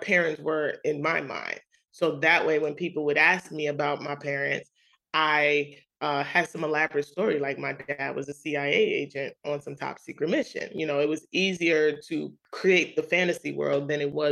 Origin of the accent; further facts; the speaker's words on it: New York City, New York, United States; as a young kid, growing up in Queens, New York